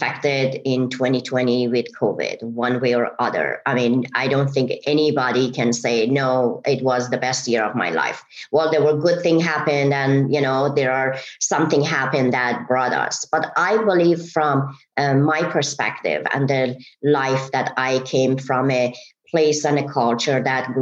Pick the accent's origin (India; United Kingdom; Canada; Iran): Iran; English is a second language; moved away as an adult; now in United States; I am originally from Iran, and I moved to America 30 years